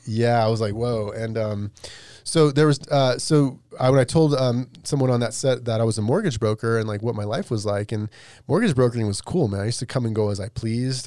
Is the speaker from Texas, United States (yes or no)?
no; Las Vegas, Nevada, United States; I grew up in Vegas